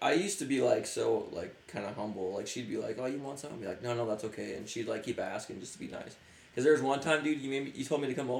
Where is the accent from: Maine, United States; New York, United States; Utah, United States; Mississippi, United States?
Utah, United States; also born or lived in Bountiful, Utah; I came back from Salt Lake and stuff to move down here